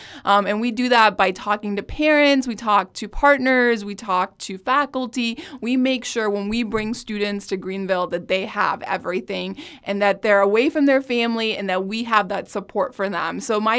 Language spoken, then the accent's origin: English; New Delhi, Delhi, India; now in United States; I was born and raised in New Delhi, India, and pretty much went to school in Edwardsville, have family in St. Louis